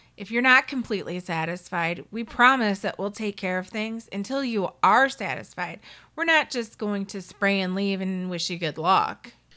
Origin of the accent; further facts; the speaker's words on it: Detroit, Michigan, United States; my background is that I grew up in Detroit in a, um, little neighborhood on the west side, and I lived there until I was a teenager, then we moved out to the suburbs.